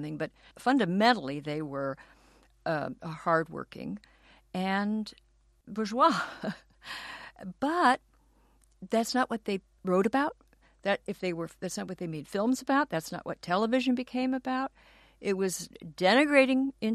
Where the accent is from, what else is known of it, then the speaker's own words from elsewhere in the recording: Los Angeles, California, United States; I grew up in Los Angeles and went to a public school in Westwood near UCLA